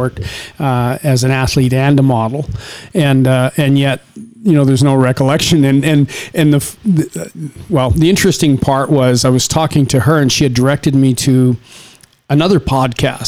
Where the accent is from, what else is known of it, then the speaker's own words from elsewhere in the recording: Saskatchewan, Canada; now in Las Vegas, United States; where you and I come from, we come from Saskatchewan in Canada. It's small farming communities, and we grew up in a very, very different way